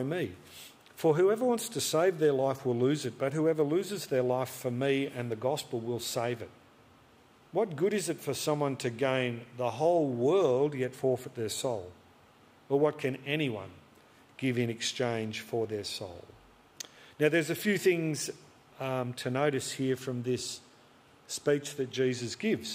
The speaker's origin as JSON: {"language": "English", "town": "Albury", "region": "New South Wales", "country": "Australia", "tie": "born or raised there", "said": "I grew up outside Albury on the border of New South Wales and Vic"}